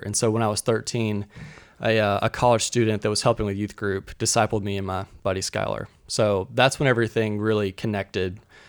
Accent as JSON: {"language": "English", "town": "Sumrall", "region": "Mississippi", "country": "United States", "tie": "born or raised there", "moved": "yes"}